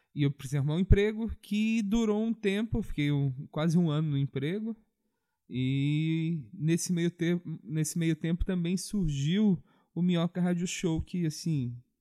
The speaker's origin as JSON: {"language": "Portuguese", "region": "Minas Gerais", "country": "Brazil", "said": "eu sou mineiro"}